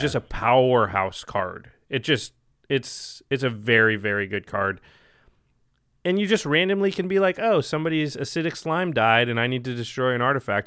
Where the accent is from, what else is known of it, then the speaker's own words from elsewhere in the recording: Portland, Oregon, United States; I'm from Portland